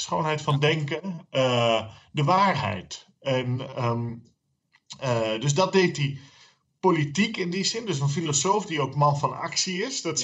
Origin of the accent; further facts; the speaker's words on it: Friesland, Netherlands; voor mij, als, als, eh, als Fries